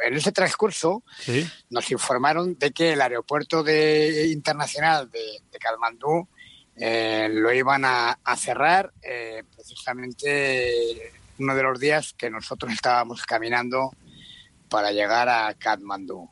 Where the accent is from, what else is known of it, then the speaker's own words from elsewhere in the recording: Spain; como ciudadanos españoles